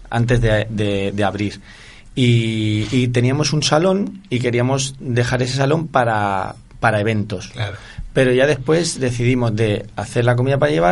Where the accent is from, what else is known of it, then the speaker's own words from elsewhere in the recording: Barcelona, Catalonia, Spain; moved away as an adult; also born or lived in Granada; now in Seville, Spain; yo soy de Barcelona.